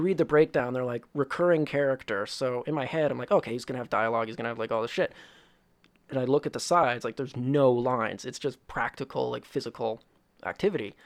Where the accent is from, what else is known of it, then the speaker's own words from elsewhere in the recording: Woodstock, Ontario, Canada; I come from a very small town. Well, not very small, but a small town called Woodstock, Ontario.